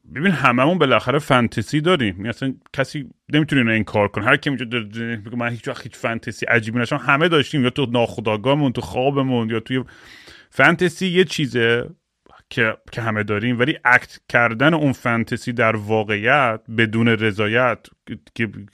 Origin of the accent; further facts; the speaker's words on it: Iran; moved away; من بچگیام یادم تو ایران